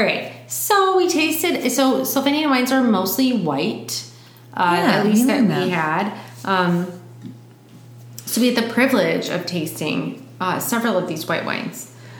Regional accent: United States; I'm American.

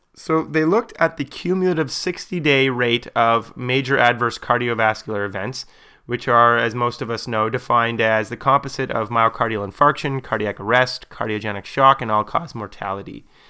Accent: Canada; my perspective as a Canadian

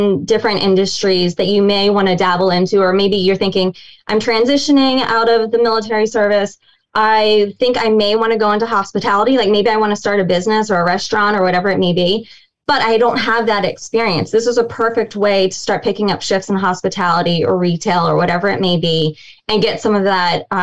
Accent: Washington, District of Columbia, United States; I'm from the DC area

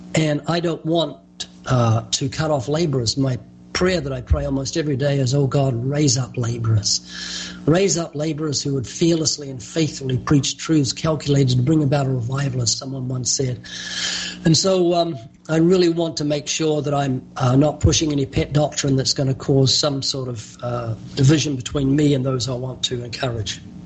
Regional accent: New Zealand; moved away as an adult; now in California, United States; you might notice a slight accent. That's because I was born twice in New Zealand. I've been living in California for, I think, 34 years

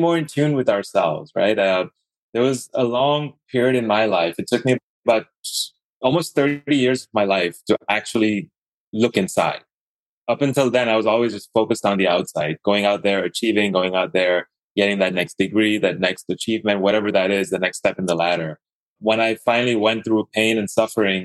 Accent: Dubai, United Arab Emirates; also born or lived in Idaho; now in Atlanta, United States; I was born and brought up in Dubai, the Middle East, and kind of like it was the Middle East, but there were a lot of Indians there

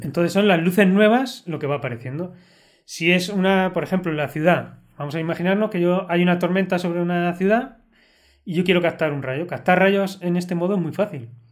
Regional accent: La Roda, Castilla-La Mancha, Spain; es mi pueblo

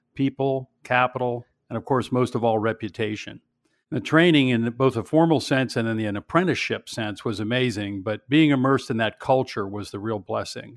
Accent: Pittsburgh, Pennsylvania, United States; I grew up in Pittsburgh

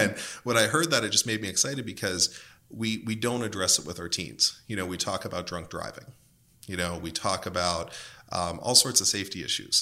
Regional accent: Western Pennsylvania, United States; I'm from Western Pennsylvania

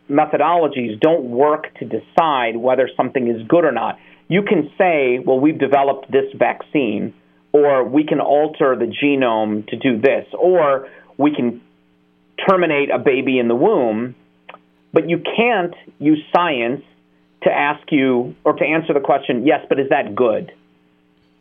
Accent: United States; I was born in America

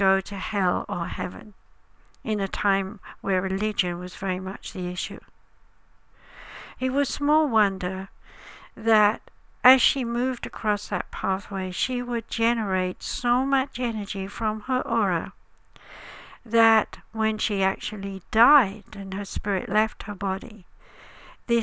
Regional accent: United Kingdom; As I'm British

